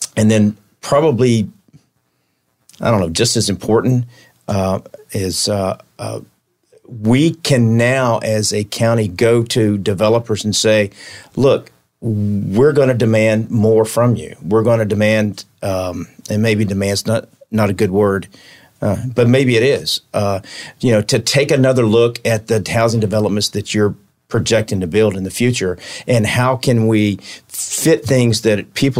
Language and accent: English; Palatka, Florida, United States; also born or lived in Middlesboro, Kentucky / Tupelo, Mississippi / Miami, Florida; I grew up in Palatka